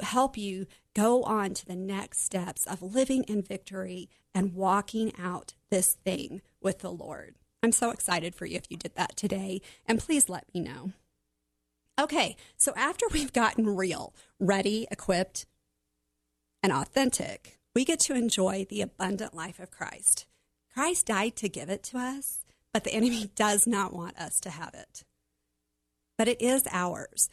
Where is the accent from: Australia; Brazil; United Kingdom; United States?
United States; Oklahoma; Growing up in Oklahoma, we had a pool in our backyard